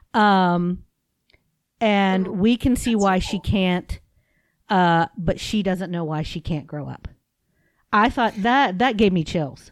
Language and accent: English; United States; I'm an American